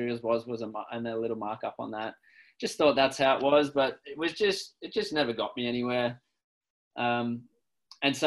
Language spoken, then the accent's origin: English; Australia; moved away as an adult; now in Victoria, Canada; I'm from Australia originally.